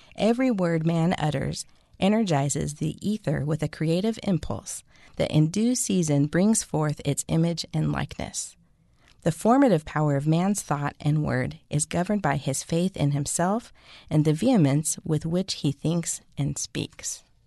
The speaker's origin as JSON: {"language": "English", "region": "West Coast", "country": "United States", "said": "I'm from the West Coast"}